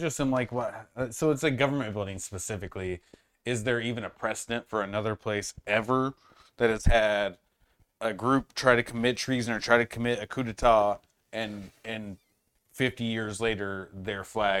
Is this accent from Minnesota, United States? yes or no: no; Indiana, United States; I grew up in the Midwest, which really Indiana geographically is just a northern state because it's in the north.